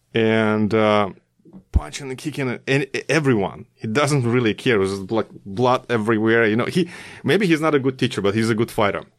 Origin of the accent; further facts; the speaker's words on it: Russia; moved away as an adult; also born or lived in Korea; back in Russia, my hometown